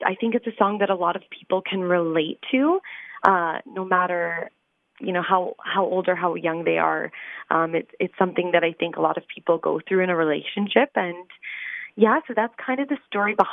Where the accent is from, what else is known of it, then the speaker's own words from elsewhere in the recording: London, Ontario, Canada; my hometown